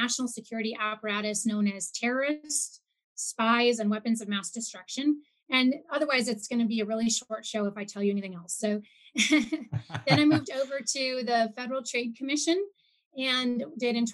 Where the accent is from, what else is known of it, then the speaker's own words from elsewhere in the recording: Mat-Su Valley, Alaska, United States; also born or lived in Anchorage; We lived out in the Matsu Valley for a couple of years